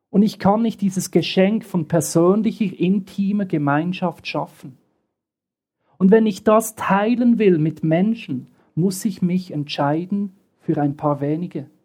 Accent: Bern, Switzerland; born there; Ich bin im Westen der Schweiz geboren, in Bern, und kam immer zu einer Freizeit in den Osten.

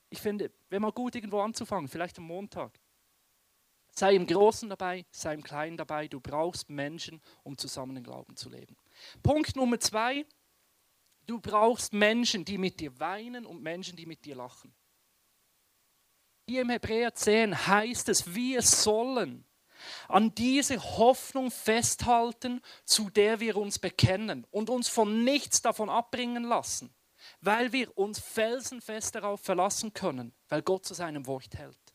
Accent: Western Switzerland, Switzerland; Und ich bin im Westen der Schweiz aufgewachsen.

